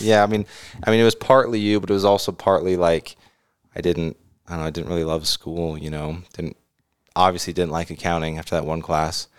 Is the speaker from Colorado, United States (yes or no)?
no; the Bay Area, California, United States; moved away; I grew up in the Bay